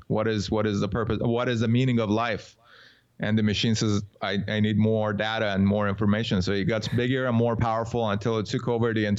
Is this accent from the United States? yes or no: no; Iran; I was born in Iran